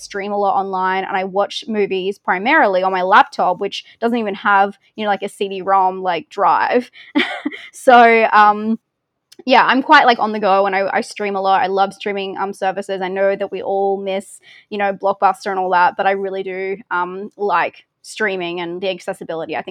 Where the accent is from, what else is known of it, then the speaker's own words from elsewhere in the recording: Australia; accent: Australian; I say it with my weird Australian accent